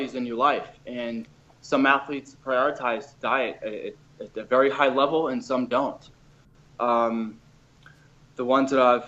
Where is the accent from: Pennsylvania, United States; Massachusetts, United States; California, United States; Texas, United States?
Massachusetts, United States; Boston; moved away as an adult; also born or lived in Miami; I was from Boston originally